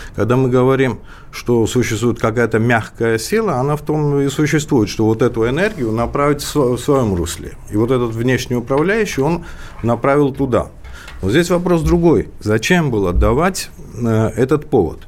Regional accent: Georgia; как а грузин

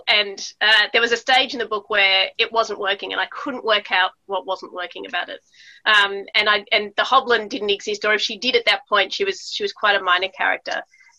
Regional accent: Melbourne, Victoria, Australia; also born or lived in United States / Italy; growing up in Australia, and I also was born in Melbourne, and then we moved to America for my early childhood, and we spent quite a lot of time in Italy, and then we moved back to Melbourne.

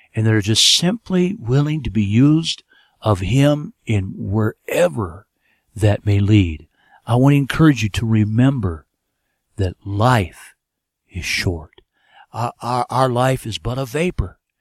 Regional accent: United States; moved away as an adult; also born or lived in Ethiopia

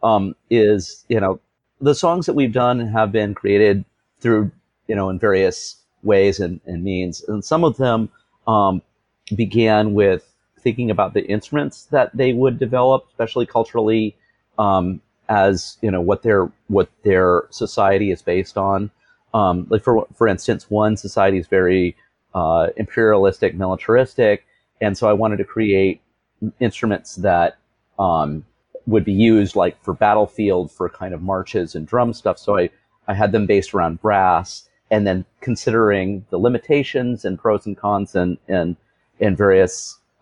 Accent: United States; being American myself

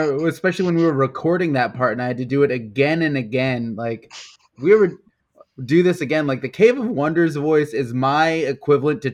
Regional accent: Houston, Texas, United States; I am from Houston

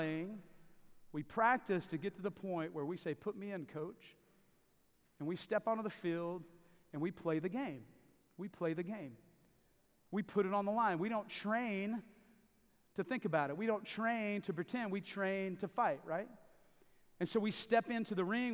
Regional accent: Davis, Oklahoma, United States; I grew up in Davis, Oklahoma, just right down the hill for most of the time I was growing up, about 9 years, so I consider that home.

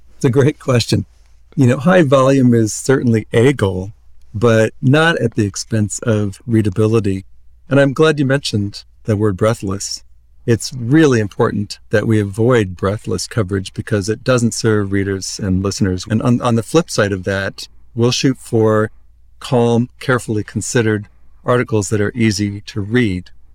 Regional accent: Iowa, United States; moved away as an adult; now in Palm Springs, United States; I grew up in Iowa, but I moved here a couple of years ago with my partner

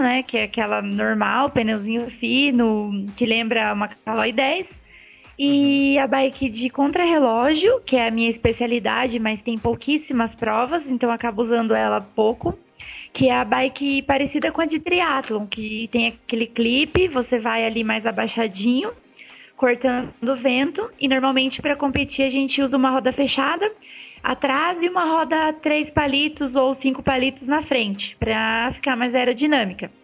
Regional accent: Paraná, Brazil; now in São Paulo, Brazil; Atualmente eu moro em São Paulo. Eu sou natural do Paraná

